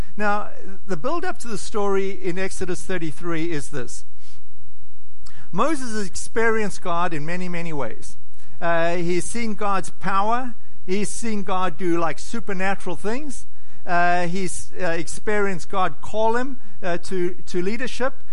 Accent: South Africa; now in United States; I was born in South Africa

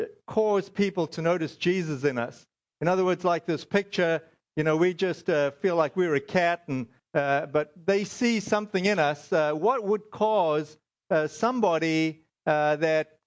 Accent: South Africa; moved away; I'm South African.

